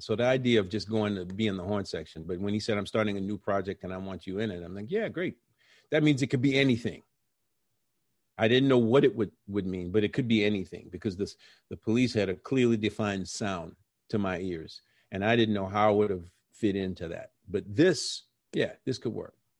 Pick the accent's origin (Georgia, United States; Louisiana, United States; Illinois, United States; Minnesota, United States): Louisiana, United States; New Orleans; moved away; also born or lived in Brooklyn / New York; we're from New Orleans